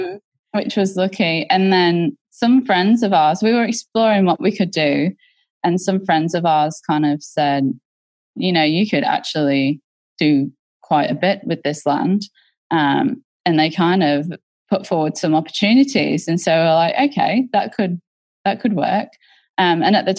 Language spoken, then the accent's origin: English; England, United Kingdom; now in Australia; I was brought up in a very, so I'm from England originally, and there's different classes in England. And so mm-hmm. we were very much a country working class family that lived in and close to mining towns